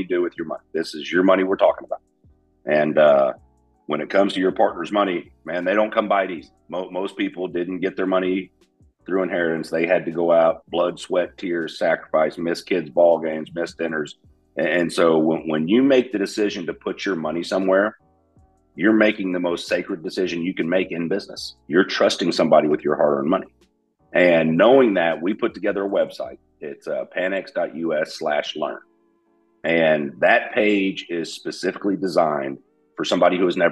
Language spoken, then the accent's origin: English; Dallas, Texas, United States; also born or lived in Beaumont, Texas; now in Bowling Green, United States; I was born in Beaumont, Texas, grew up in Dallas